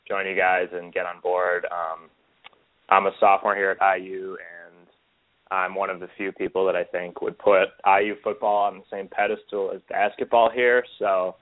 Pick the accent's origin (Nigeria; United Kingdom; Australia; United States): United States; Chicago, Illinois; growing up right around Chicago